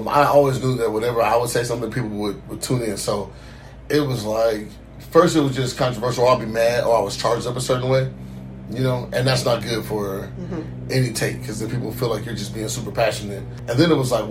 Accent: Seattle, Washington, United States; moved away as an adult; now in Los Angeles, United States; Seattle native, born and raised

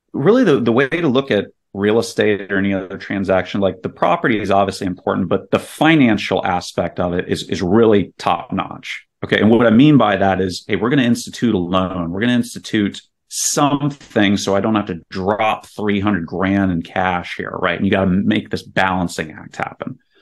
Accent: Virginia, United States; moved away as an adult; also born or lived in South Carolina / Saudi Arabia / Houston, Texas; now in Spring, Texas, United States; I grew up in Virginia

